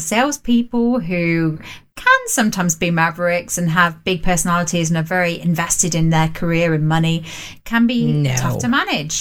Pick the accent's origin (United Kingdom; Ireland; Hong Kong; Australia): United Kingdom; England; us English people